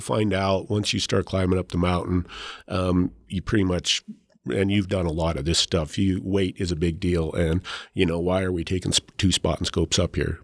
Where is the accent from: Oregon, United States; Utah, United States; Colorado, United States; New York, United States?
Colorado, United States; Leadville; I grew up in Leadville, so, you know, the town sits at ten thousand feet